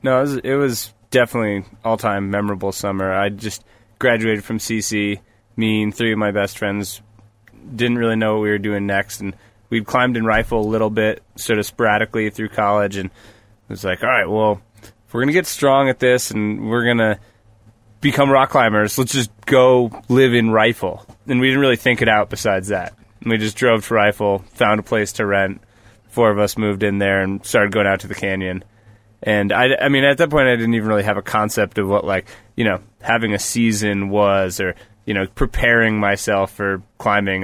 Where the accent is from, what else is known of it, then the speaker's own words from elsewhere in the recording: New Paltz, New York, United States; moved away; also born or lived in Colorado; I grew up in New York, actually, in Newpaltz